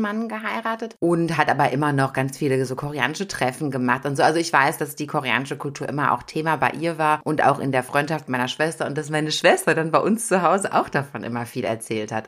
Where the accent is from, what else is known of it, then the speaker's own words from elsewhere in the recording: Germany; als Deutscher